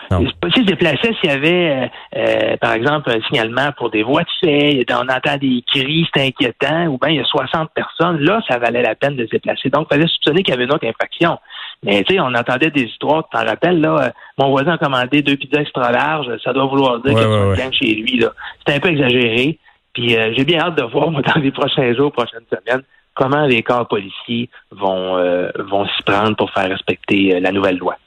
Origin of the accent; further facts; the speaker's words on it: Quebec, Canada; chez nous au Québec